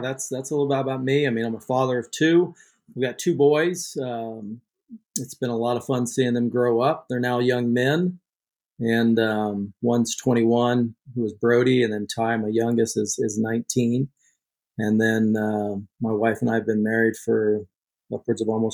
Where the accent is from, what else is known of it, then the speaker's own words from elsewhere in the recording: Kansas, United States; moved away as an adult; also born or lived in Las Vegas; now in Idaho, United States; I grew up in Kansas